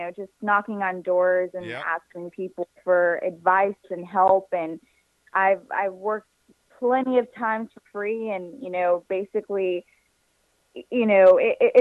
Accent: Houston, Texas, United States; I was born and raised here in Houston, Texas

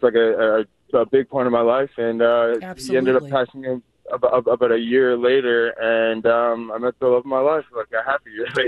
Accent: Holland, Michigan, United States; He's from Fort Wayne, Indiana, and I grew up in Holland, Michigan.

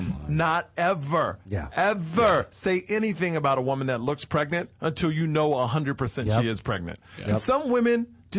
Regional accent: Houston, Texas, United States; moved away; also born or lived in Los Angeles; I'm from Houston, Texas. Went to a pretty much white school.

